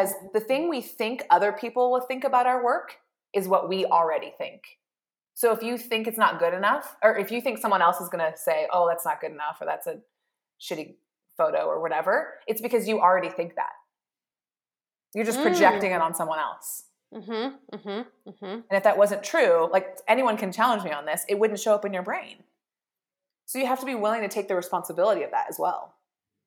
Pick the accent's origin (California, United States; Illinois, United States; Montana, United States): Montana, United States; Bozeman; I'm from Bozeman